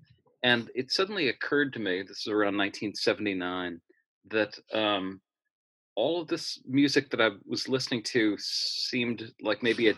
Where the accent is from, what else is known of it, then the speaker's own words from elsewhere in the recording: Louisville, Kentucky, United States; I grew up in Louisville, Kentucky, which is a very mid-sized city. I think it's the 16th largest city in the United States.